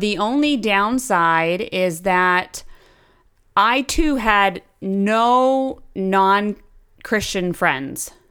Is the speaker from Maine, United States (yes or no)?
yes; Brunswick, Maine, United States; also born or lived in Oregon; I grew up in um, the small town of Brunswick, Maine, and I moved actually from Oregon when I was five